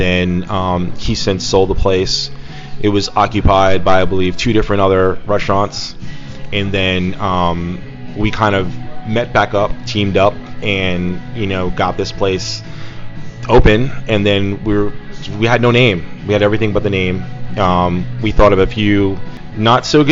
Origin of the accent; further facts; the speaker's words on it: New York City, New York, United States; moved away; growing up in Brooklyn